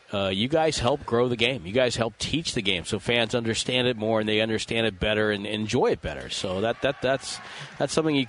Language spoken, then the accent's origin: English; Windsor, Connecticut, United States; moved away; the town I grew up in Windsor, Connecticut